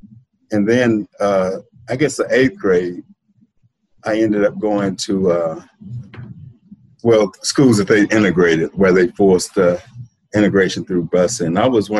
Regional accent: La Marque, Texas, United States; moved away as an adult; also born or lived in Galveston, Texas; born in Galveston, right. But I grew up in Marque, right over the bridge, just like Mike here.

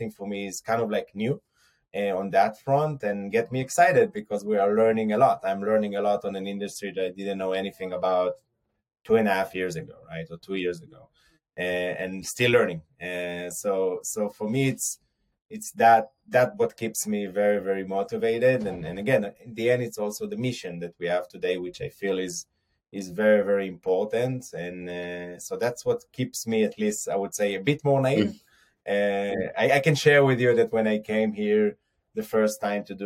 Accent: Har Adar, near Jerusalem, Jerusalem District, Israel; I grew up in a small village in near Jerusalem called Harada.

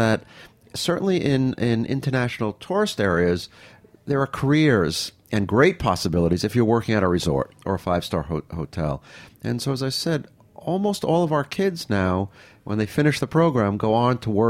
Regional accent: New York, United States; I'm a New Yorker, born and raised

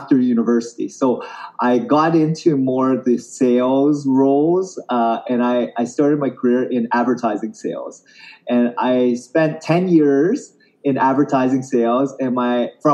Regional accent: Canada; I grew up in Canada

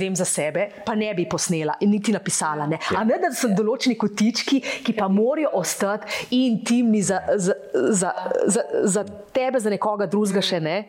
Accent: Slovenia; smo Slovenci

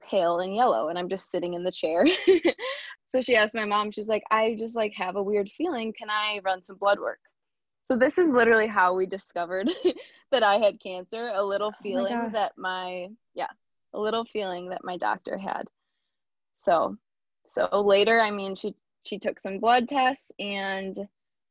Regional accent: Sterling Heights, Michigan, United States; also born or lived in Ann Arbor, Michigan; I grew up in Sterling Heights, which is very close by.

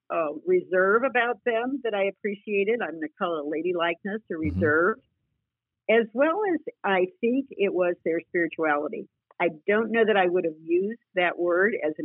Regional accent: Dayton, Ohio, United States; I grew up in Dayton, Ohio

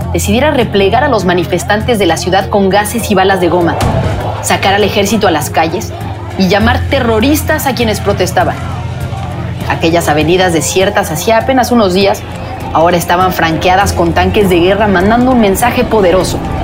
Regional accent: Mexico; moved away as an adult; also born or lived in Mexico City; now in Washington, United States; en México, en mi país

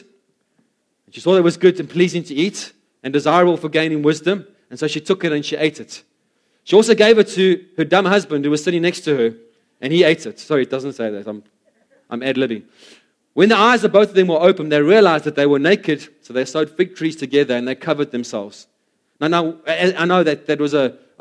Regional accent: South Africa; as South African, especially South African males

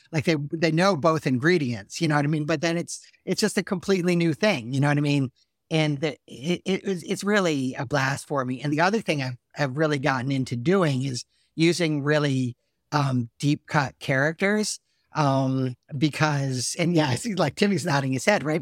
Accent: Salisbury, Connecticut, United States; I'm from Salisbury, Connecticut

